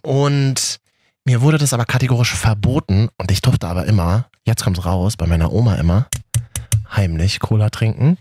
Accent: Berlin, Germany; bei uns in Berlin

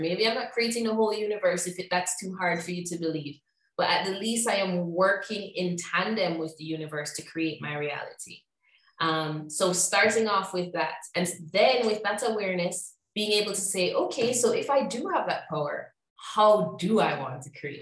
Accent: Jamaica; moved away as an adult; also born or lived in Chicago / Mexico; I'm from Jamaica originally.

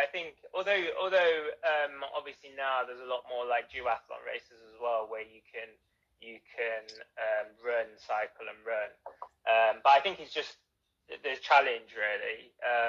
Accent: Nottingham, East Midlands, United Kingdom; I think I originally am from Nottingham

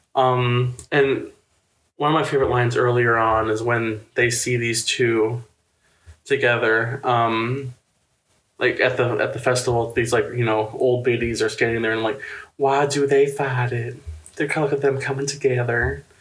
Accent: Chicagoland, about an hour from downtown Chicago, Illinois, United States; moved away; I'm from Chicago Land, and I grew. All my family worked in Chicago, and my family's from Chicago. Um, but I grew up about an hour from downtown Chicago

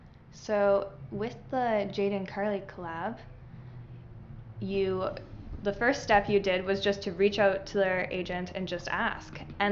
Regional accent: Victoria, British Columbia, Canada; now in Langley, Canada; I'm from Victoria originally, so I don't really know many people here in Langley.

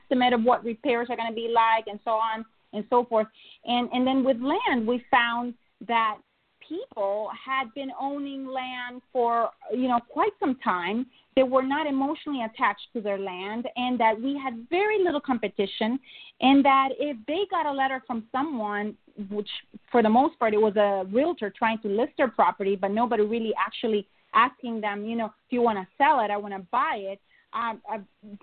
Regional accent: Honduras; moved away as an adult; now in United States; I'm from Honduras.

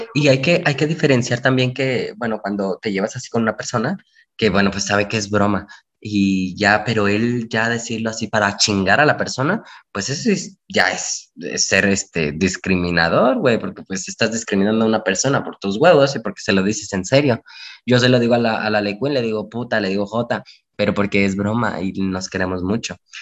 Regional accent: Mexico; como buen mexicanos que somos

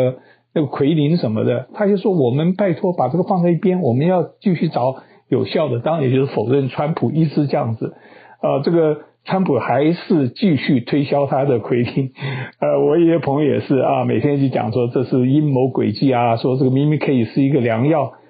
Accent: Taiwan; now in United States; 跟我很多朋友一样的观念，他们觉得呃，因为我们是台湾来的嘛，他们觉得中共多可恶

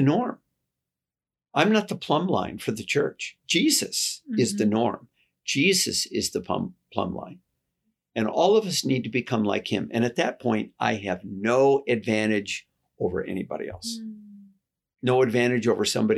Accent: United States; I'm American

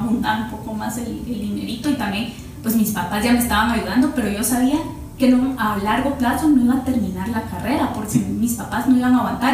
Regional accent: Parramos, Chimaltenango, Guatemala; moved away; also born or lived in Guatemala City; yo toda mi niñez eh, la pasé en Parramos, Chimaltenango, yo nací en Chimaltenango

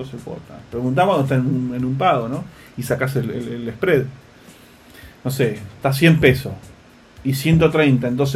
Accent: Tandil, Buenos Aires Province, Argentina; yo soy de Tandil, ¿no?

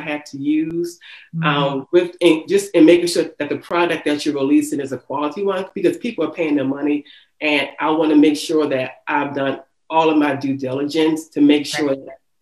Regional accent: Baltimore, Maryland, United States; growing up in the city

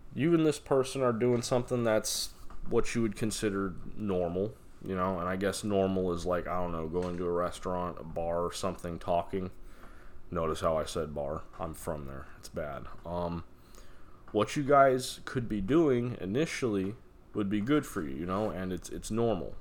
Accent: Las Vegas, Nevada, United States; moved away; I'm from Nevada. I'm from Vegas

